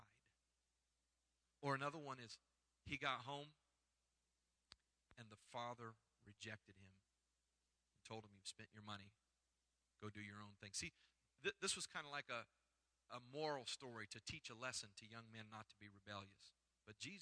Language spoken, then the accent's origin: English; Iowa, United States; moved away; I grew up in Iowa where I've been to a pig farm